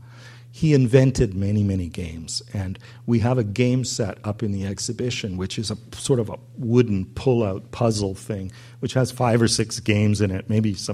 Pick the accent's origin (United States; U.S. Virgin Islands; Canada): Canada; Vancouver, British Columbia; growing up in Vancouver